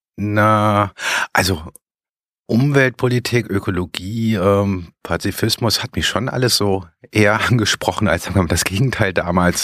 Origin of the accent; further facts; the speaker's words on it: Bonn suburbs, North Rhine-Westphalia, Germany; ich komme aus dem Speckgürtel von Bonn